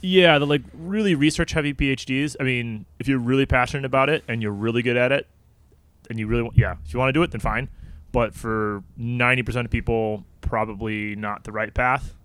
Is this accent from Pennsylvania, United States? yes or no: no; St. Charles, Illinois, United States; moved away as an adult; also born or lived in Canada; I'm from Saint Charles